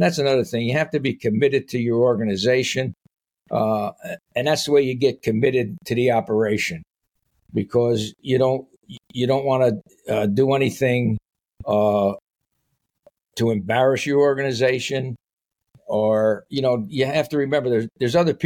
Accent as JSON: {"language": "English", "town": "Paterson", "region": "New Jersey", "country": "United States", "tie": "born or raised there", "said": "I grew up in Paterson, New Jersey"}